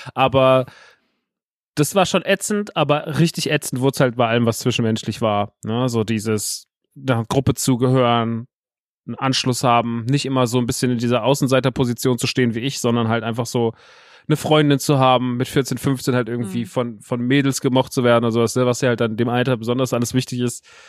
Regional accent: Rodgau, Hesse, Germany; ich bin ja groß geworden in Rottgaus, ist also ein Dorf vor Offenbach, vor Frankfurt

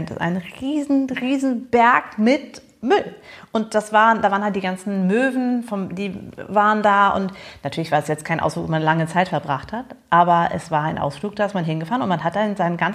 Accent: Massachusetts, United States; ich komme persönlich aus Massachusetts. Ähm, und da muss ich sagen, dass zumindest was so äh, Pfand angehen, äh, angeht, waren wir äh, vor euch dran, was die Dosen angeht. Also als Kind haben wir schon die Dosen gesammelt.

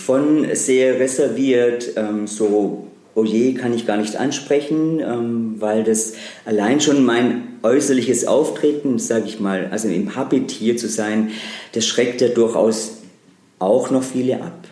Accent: Baden-Württemberg, Germany; now in Trier, Germany; ich komme aus einer Familie aus Baden-Württemberg

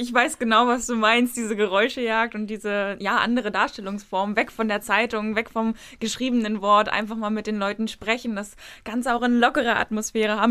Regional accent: Berlin, Germany; moved away as an adult; also born or lived in northern Germany; als eigentlich gebürtige Berlinerin, auch der bestimmt dritten oder vierten Generation

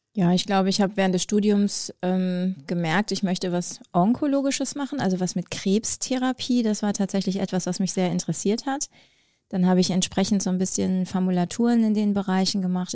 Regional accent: North Rhine-Westphalia, Germany; also born or lived in Herne / Bonn; now in Wolfsburg, Germany; ich bin in Ostwestfalen groß geworden

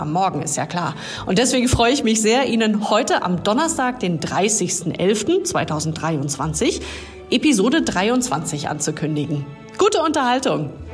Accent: Hamburg, Germany; also born or lived in Stuttgart area; now in Stuttgart, Germany; vor allem bin ich ehemalige Hamburgerin. Ich lebe allerdings schon eine Weile in Süddeutschland im Raum Stuttgart.

